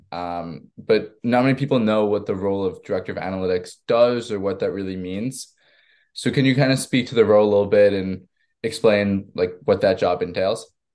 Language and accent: English; Long Island, New York, United States; I'm from Long Island myself, so I've grown up a huge Islanders fan.